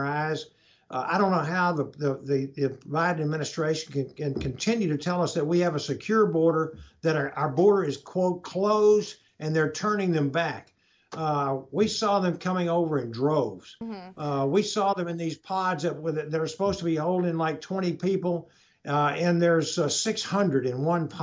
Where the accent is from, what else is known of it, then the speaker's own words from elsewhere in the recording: East Texas, United States; I'm from East Texas